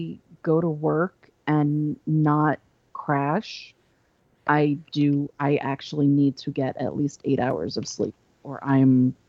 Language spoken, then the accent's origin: English; Long Island, New York, United States; moved away; also born or lived in North Carolina; Born on Long Island and somewhat raised on Long Island and then went to North Carolina.